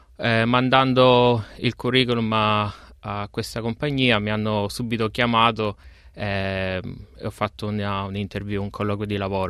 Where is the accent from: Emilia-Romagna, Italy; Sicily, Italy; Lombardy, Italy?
Sicily, Italy; Giammoro; moved away as an adult; now in Melbourne, Australia; vengo da Giammoro eh, un, paesino, un, paesino, in Sicilia